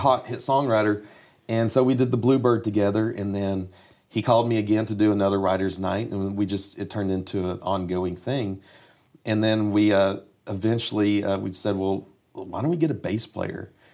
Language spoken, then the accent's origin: English; Kingsport, Tennessee, United States; moved away; also born or lived in Nashville, Tennessee; I grew up in Kingsport, Tennessee, East Tennessee, so it's four and a half, five hours from Nashville